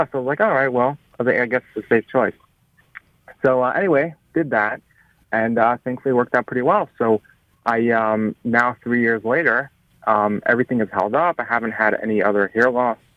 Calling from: New York, United States; Hey there … from New York.

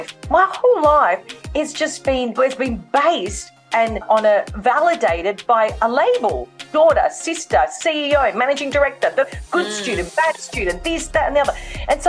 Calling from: Melbourne, Victoria, Australia; I'm tuning in from Melbourne in Australia, hence the different accent.

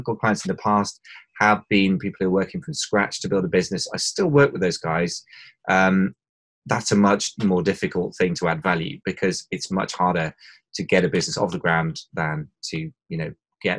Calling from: London, United Kingdom; London, England, although I don't know where else London would find itself, but I always find that an entertaining introduction. But yeah, London, England.

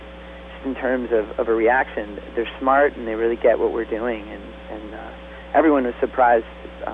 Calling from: Woodstock, New York, United States; Woodstock, New York.

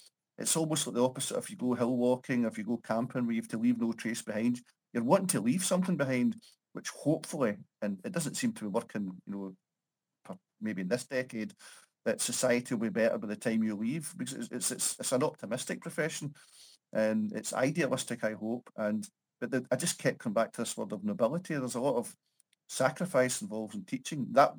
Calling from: Paisley, Scotland, United Kingdom; I'm in Paisley, a small town just outside Glasgow, so sort of greater Glasgow region.

